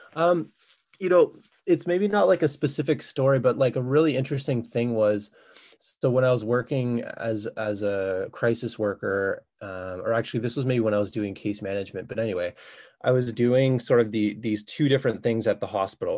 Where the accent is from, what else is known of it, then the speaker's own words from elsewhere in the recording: Ottawa, Ontario, Canada; moved away as an adult; now in Kingston, Canada; I'm originally from Ottawa, uh, I moved to Kingston about 14 years ago